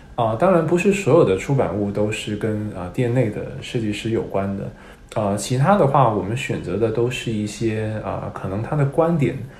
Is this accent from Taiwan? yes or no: no; Hong Kong; first language Cantonese; Chinese is a second language; moved away as an adult; also born or lived in United States / Beijing; 其实是我还没有去过北京呢，我是在香港长大的